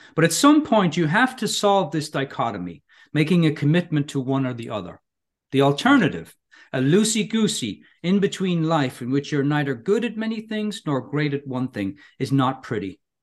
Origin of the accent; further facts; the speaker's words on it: Ireland; moved away as an adult; now in California, United States; I grew up in Ireland